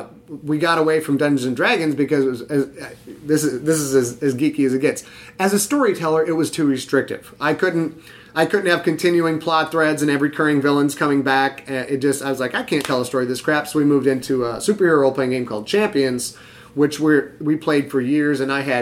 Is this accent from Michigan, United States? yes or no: yes; Cheboygan, Michigan, United States; I grew up in Sheboygan, Michigan. Sheboygan, Michigan, and we had one movie theater, I think we had three stoplights.